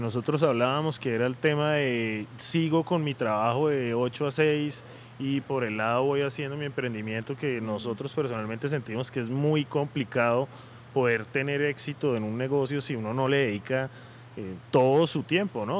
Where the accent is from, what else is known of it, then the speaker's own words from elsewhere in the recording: Bucaramanga, Santander, Colombia; yo que soy de Bucaramanga